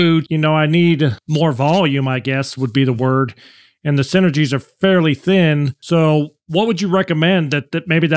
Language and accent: English; United States; as an American, you know, our foot is a little bit different than a European foot